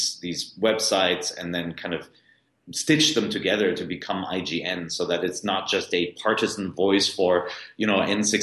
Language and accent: English; Cologne, North Rhine-Westphalia, Germany; now in United States; I was born in Cologne, but you know, I've been living abroad in the United States for years. So Cologne is actually my birth town.